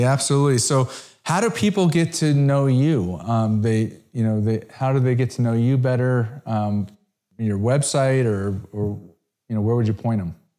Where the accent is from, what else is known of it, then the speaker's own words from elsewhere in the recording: Connecticut, United States; also born or lived in South Florida; now in Dallas, United States; I grew up in Connecticut.